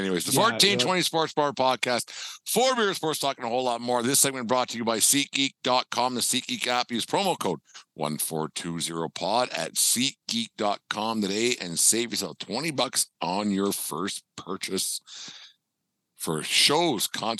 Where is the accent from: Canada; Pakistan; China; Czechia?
Canada; And I'm not a Jays guy by any means, but I'm a Canadian baseball fan.